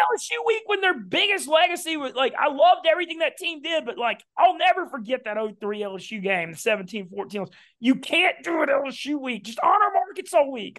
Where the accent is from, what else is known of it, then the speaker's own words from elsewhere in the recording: Louisiana, United States; also born or lived in New Orleans / Baton Rouge; everybody knows I'm from Louisiana. I live in New Orleans